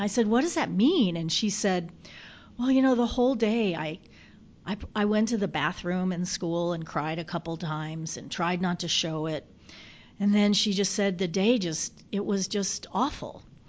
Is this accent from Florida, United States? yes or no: yes; Florida, United States; now in Michigan, United States; I was a Girl Scout and went to Girl Scout camp in my home state of Florida.